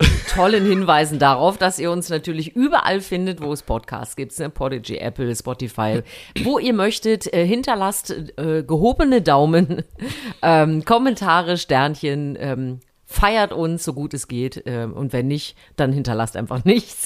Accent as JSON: {"language": "German", "region": "East Germany", "country": "Germany", "tie": "born or raised there", "said": "ich bin ja äh, äh, im Osten sportlich groß geworden"}